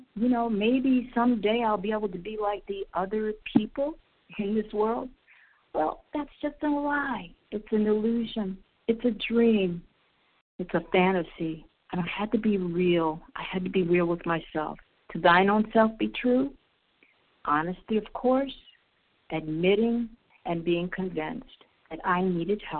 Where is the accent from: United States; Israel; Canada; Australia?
Israel; I'm from Israel